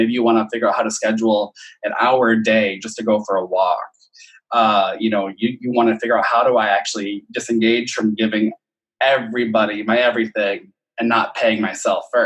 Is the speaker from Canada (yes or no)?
no; Midwest, United States; we're from the Midwest?